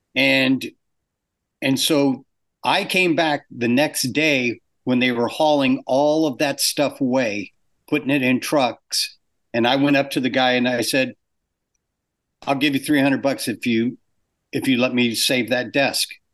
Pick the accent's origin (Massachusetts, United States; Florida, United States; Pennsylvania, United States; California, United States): California, United States; Orange County; moved away as an adult; also born or lived in England; I grew up in Orange County and I came up here.